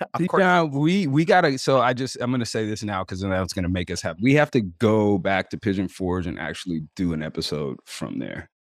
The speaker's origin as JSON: {"language": "English", "region": "West Coast", "country": "United States", "tie": "born or raised there", "also_born_or_lived": "Oregon / California", "moved": "yes", "said": "I grew up on the West Coast. I'm a West Coast kid. I grew up between Oregon and California."}